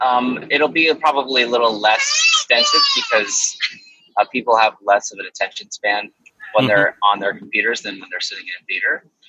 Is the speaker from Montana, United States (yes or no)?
no; Texas, United States; accent: New York; I grew up in Texas, which doesn't make any sense. Not that I did grow up in Texas, but that I have a natural New York accent.